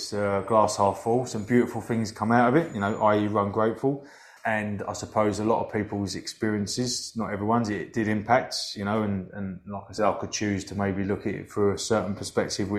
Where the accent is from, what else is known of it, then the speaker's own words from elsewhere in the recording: Hoddesdon, East of England, United Kingdom; my hometown of Hoddesdon in Hertfordshire, just outside of North London